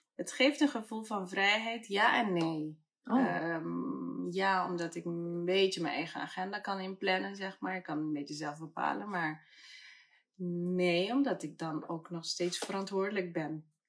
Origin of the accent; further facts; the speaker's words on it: Curaçao; now in Amsterdam, Netherlands; En ik ben op Curaçao geboren.